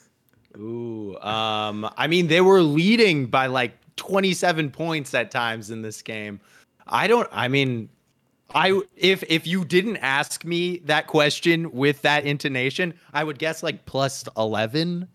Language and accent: English; Arizona, United States; now in Los Angeles, United States; my home state of Arizona